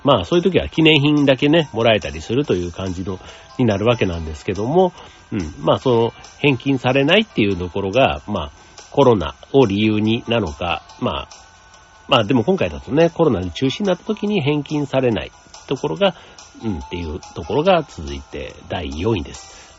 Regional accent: Osaka, Japan; moved away; 自分の実家、ね、地元の大会

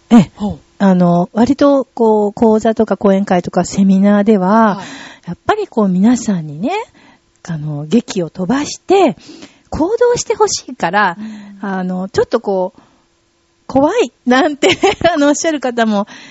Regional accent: Tokyo, Japan; 私の地元が、はい、東京岡山でして、そこで断捨離を広めている活動をしています

